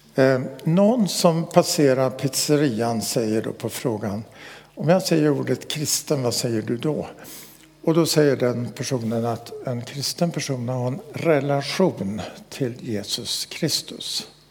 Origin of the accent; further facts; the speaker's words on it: Västerbotten County, Sweden; När jag växte upp i Västerbotten